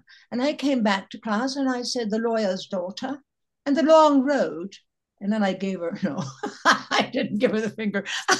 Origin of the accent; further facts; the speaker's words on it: Chicago, Illinois, United States; And I'd say the lawyer's daughter, because I'm from Chicago.